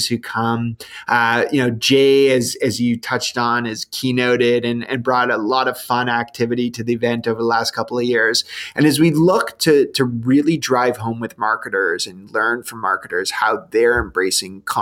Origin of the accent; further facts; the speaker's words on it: Canada; we're Canadian